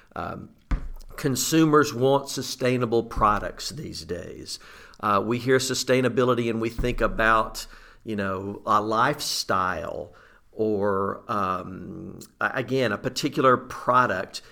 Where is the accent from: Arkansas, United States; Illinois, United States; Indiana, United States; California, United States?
Arkansas, United States; Southeast; I grew up in Southeast Arkansas, rice and duck country.